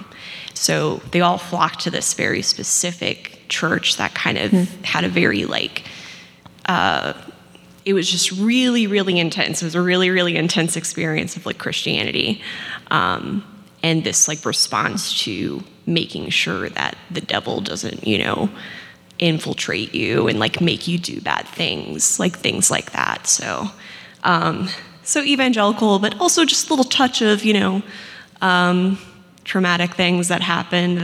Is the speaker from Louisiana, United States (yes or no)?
yes; Louisiana, United States; I grew up in Louisiana.